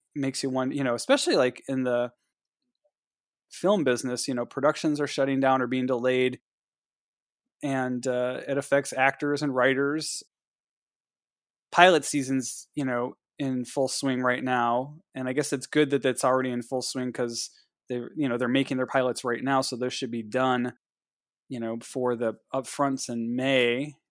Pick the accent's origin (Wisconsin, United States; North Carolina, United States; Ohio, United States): Ohio, United States; I'm from Ohio